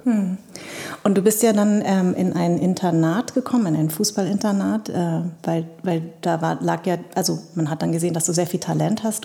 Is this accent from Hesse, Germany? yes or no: yes; Darmstadt, Hesse, Germany; ich sag aus Darmstadt